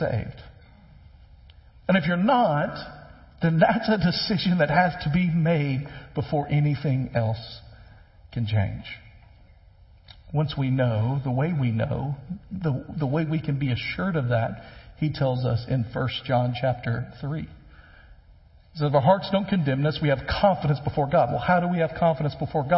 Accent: West Tennessee, United States; when I was growing up, I grew up in West Tennessee

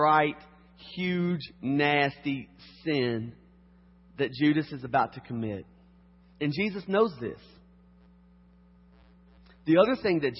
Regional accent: Harrodsburg, Kentucky, United States; moved away; I'm from Kentucky.

